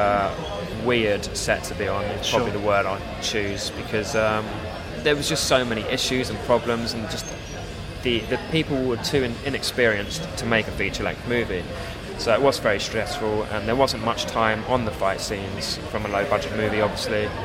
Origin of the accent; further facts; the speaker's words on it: Cambridge, East of England, United Kingdom; moved away as an adult; also born or lived in Hong Kong / Thailand; now in London, United Kingdom; I was born in Cambridge